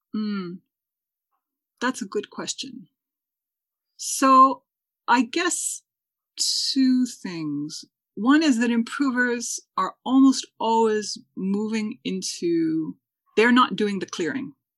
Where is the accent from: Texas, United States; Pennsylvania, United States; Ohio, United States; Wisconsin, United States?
Wisconsin, United States; I'm from Wisconsin